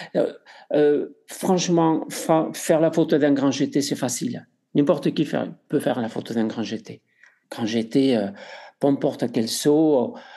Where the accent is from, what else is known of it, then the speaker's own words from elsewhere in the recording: Spain; accent: Spanish; French is a second language; moved away; Je suis espagnol, vous entendez mon accent